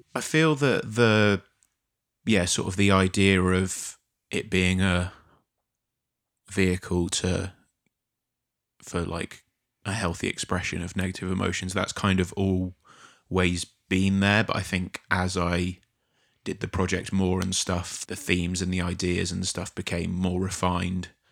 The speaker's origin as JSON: {"language": "English", "town": "Poole", "region": "South West England", "country": "United Kingdom", "tie": "born or raised there", "moved": "yes", "lives_now": "Brighton, United Kingdom", "said": "I grew up on the south coast, but in a different part of the south coast. So I was born in Poole, which is a small small town just outside of Bournemouth"}